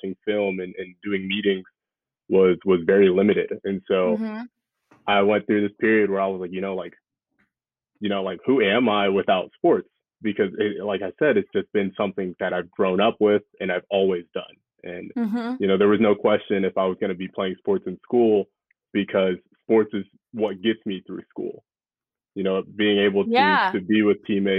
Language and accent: English; Austin, Texas, United States; also born or lived in New Orleans, Louisiana; now in New York, United States; Moved to Texas